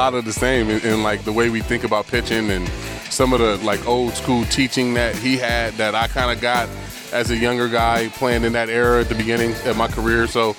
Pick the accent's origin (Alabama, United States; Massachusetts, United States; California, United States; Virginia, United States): California, United States; I grew up in Cali, grew up in the heat, and used to it.